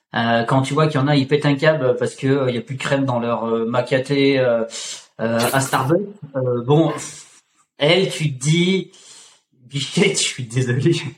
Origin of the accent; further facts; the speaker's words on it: Auvergne-Rhône-Alpes, France; je viens je viens d'Auvergne